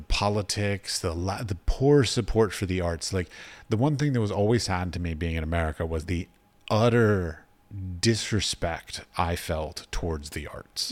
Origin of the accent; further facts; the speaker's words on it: Washington, District of Columbia, United States; moved away as an adult; also born or lived in United Arab Emirates; I grew up in Washington, D.C.